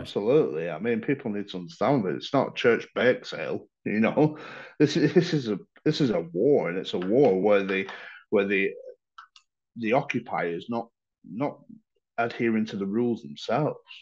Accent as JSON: {"language": "English", "town": "Blackburn", "region": "North West England", "country": "United Kingdom", "moved": "as an adult", "lives_now": "Ukraine", "said": "I'm from Blackburn originally"}